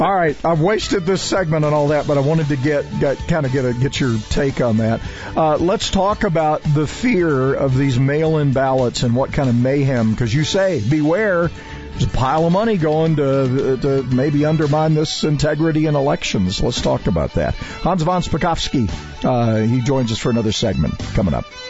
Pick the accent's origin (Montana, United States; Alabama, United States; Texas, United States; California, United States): Montana, United States; moved away; I grew up in Montana partially